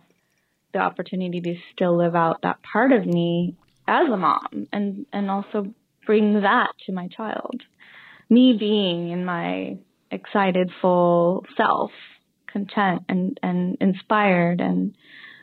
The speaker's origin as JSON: {"language": "English", "area": "San Francisco Bay Area", "region": "California", "country": "United States", "tie": "born or raised there", "moved": "as an adult", "lives_now": "Portugal", "said": "growing up in the Bay Area, San Francisco Bay Area"}